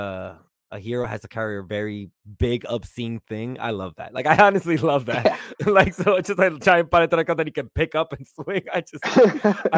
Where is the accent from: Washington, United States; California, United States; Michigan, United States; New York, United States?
New York, United States; New York City; growing up in New York City in the 90s